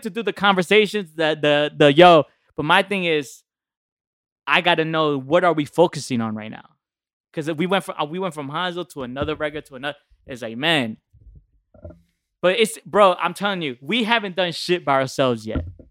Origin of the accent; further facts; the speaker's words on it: New Jersey, United States; I'm from Jersey. nine seven three